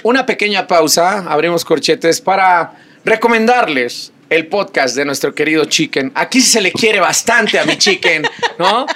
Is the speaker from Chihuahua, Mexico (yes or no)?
yes; Chihuahua, Mexico; moved away; me toca ir a mi tierra, Chihuahua